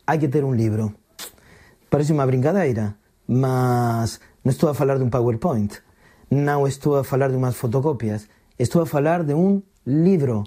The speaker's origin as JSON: {"language": "Portuguese", "country": "Argentina", "moved": "yes", "lives_now": "Portugal", "said": "sou argentino"}